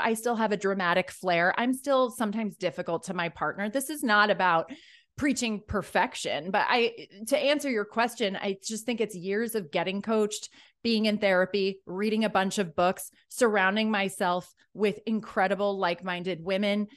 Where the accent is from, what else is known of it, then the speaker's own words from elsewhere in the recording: Ireland; I think I'm Irish